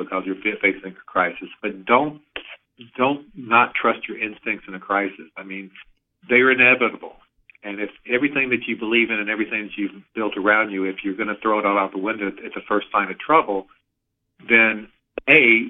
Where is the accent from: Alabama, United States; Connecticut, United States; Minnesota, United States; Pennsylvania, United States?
Alabama, United States; moved away; I grew up in Alabama